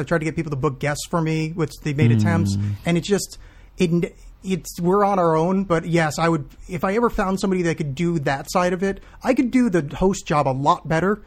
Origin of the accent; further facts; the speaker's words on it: New Jersey, United States; moved away; I grew up in New Jersey. Like, I'm from right by Kevin